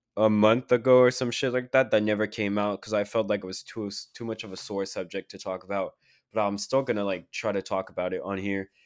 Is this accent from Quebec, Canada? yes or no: yes; Quebec City, Quebec, Canada; Q C is my hometown